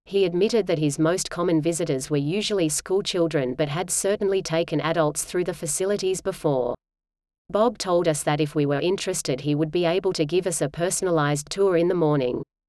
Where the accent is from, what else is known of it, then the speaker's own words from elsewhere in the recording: Sydney, New South Wales, Australia; We're from Sydney's northern beaches